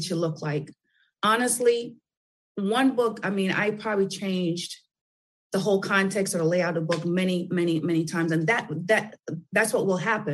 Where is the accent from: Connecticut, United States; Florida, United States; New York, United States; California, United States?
New York, United States; New York City; I'm from Brooklyn